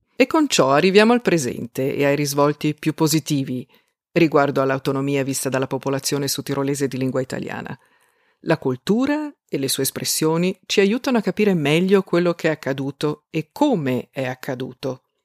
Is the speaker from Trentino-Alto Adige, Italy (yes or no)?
yes; South Tyrol, Trentino-Alto Adige, Italy; Io sono una sudtirolese, o se preferisci un'altoatesina